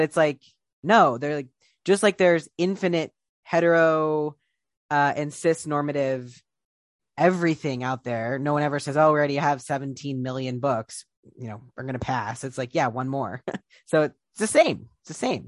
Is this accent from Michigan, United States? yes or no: no; Columbus, Ohio, United States; Columbus, Ohio, where I'm from